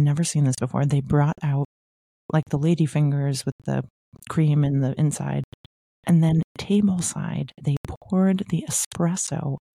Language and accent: English; Newtonville, Massachusetts, United States; called Mita, which was originally in the South End in Boston and then opened a suburban location in my hometown of Newtonville, Massachusetts.